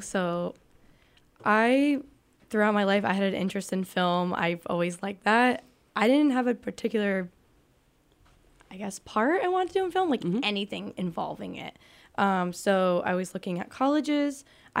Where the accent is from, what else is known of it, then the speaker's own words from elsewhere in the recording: Manchester, New Hampshire, United States; I'm from Manchester, New Hampshire.